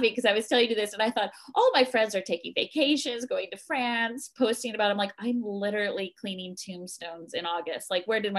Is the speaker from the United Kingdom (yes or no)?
no; East Coast, United States; I grew up on the East Coast in a Catholic faith, and here I am, and it doesn't matter.